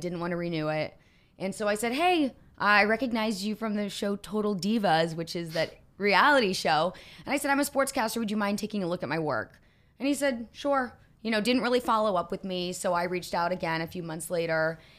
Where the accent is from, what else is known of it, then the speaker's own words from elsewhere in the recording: Indianapolis, Indiana, United States; moved away as an adult; also born or lived in Huntington, West Virginia / Kansas City, Missouri; Went back to Indianapolis, my hometown.